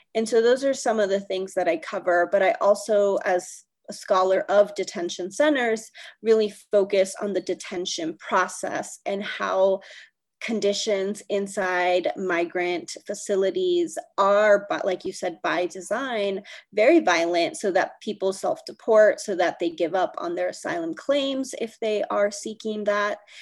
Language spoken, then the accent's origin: English; Northern California, United States; now in Denver, United States; i was born and raised in northern california